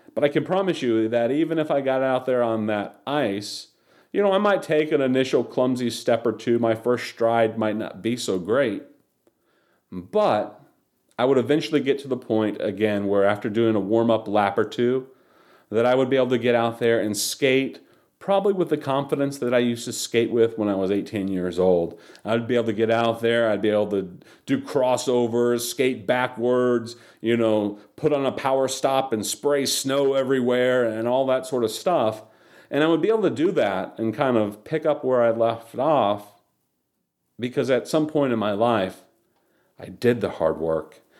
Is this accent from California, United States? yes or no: no; Charlotte, North Carolina, United States; also born or lived in Chicago, Illinois; I, I grew up in the South and I, in the Charlotte area